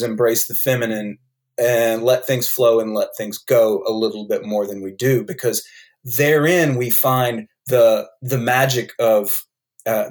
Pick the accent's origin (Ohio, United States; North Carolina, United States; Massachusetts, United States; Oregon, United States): North Carolina, United States; accent: North Carolina; I have a North Carolina accent